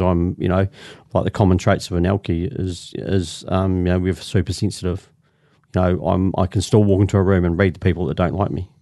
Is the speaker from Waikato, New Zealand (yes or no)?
no; Christchurch, Canterbury, New Zealand; I'm from, originally from Christchurch, born and bred in Christchurch, I'm a Canterbury.